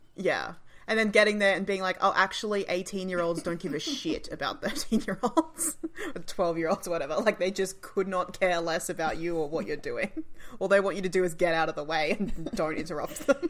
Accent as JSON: {"language": "English", "country": "Australia", "said": "us as Australian audiences"}